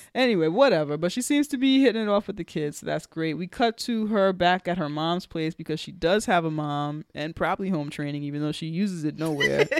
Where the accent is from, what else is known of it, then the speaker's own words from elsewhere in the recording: New York, United States; I'm speaking as a New Yorker